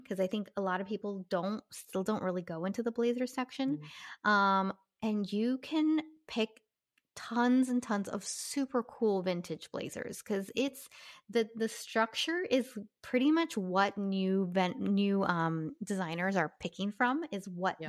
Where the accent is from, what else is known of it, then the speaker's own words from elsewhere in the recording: Southern California, United States; moved away; growing up in Southern California, like it's blazers and yeah. sweaters were pretty much our coats